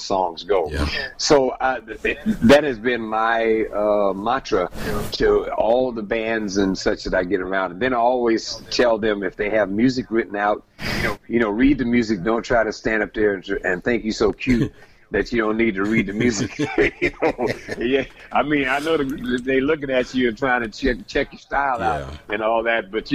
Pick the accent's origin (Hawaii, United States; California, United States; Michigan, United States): California, United States; San Francisco; I come from San Francisco, and there's three beautiful bridges there